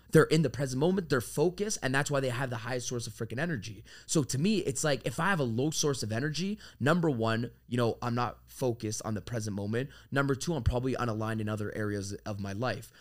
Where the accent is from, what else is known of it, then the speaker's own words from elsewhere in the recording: Toronto, Ontario, Canada; moved away as an adult; also born or lived in Florida; now in Miami, United States; I'm from Toronto, Canada